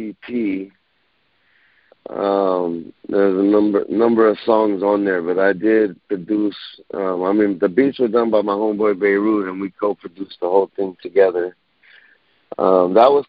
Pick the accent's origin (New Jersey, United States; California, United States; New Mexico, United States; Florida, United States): California, United States; Los Angeles; I'm originally from the West, I grew up in the West with the West culture